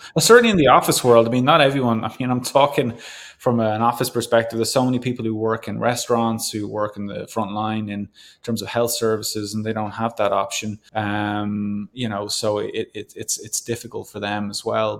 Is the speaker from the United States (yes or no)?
no; Ireland; now in Canada; being Irish